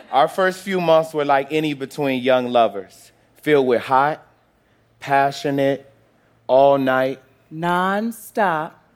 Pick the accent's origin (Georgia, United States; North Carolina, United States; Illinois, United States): Illinois, United States; Chicago; born there; Well, I was born in Chicago, the son of a preacher and a teacher.